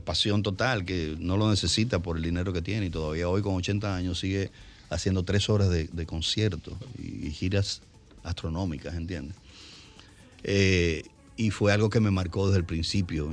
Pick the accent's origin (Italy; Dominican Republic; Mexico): Dominican Republic; Santo Domingo, Distrito Nacional; vivíamos en la Santo Mercedes